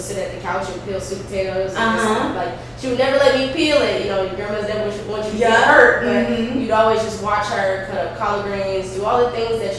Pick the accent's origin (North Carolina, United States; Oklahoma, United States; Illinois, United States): North Carolina, United States; moved away; also born or lived in New York / Washington, District of Columbia, United States; I was born in New York, but raised in North Carolina